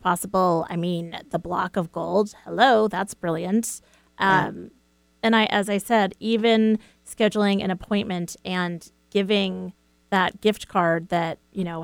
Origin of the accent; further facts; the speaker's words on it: East Coast, United States; I'm from the East Coast